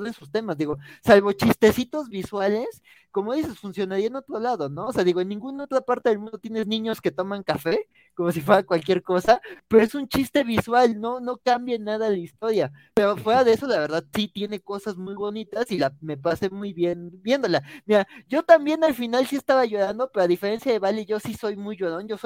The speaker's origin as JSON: {"language": "Spanish", "country": "Mexico", "said": "a mí también como, como mexicano me resonó"}